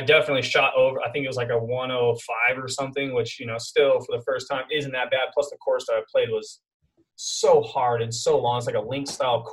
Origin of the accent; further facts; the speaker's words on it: Costa Mesa, California, United States; now in Temecula, United States; I grew up in a town called Costa Mesa, kind of on the border of Newport Beach in SoCal in California. And I grew up there like pretty much my whole life until about 10 years ago.